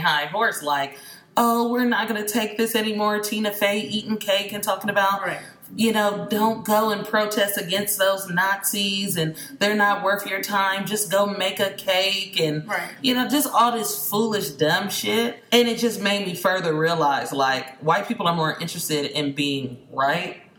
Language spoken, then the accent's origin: English; Bay Area, California, United States; I grew up in the Bay Area